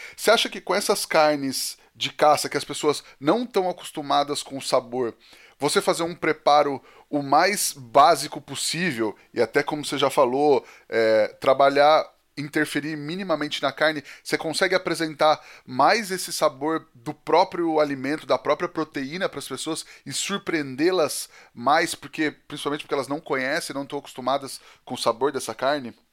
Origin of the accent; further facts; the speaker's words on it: Penápolis, São Paulo, Brazil; A gente é de Penápolis, no interior de São Paulo